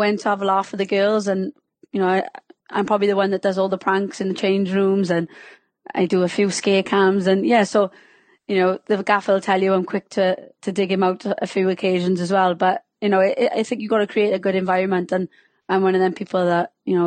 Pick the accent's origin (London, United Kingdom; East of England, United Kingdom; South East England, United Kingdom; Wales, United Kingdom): Wales, United Kingdom; accent: Welsh; can you tell I'm Welsh by my subtle accent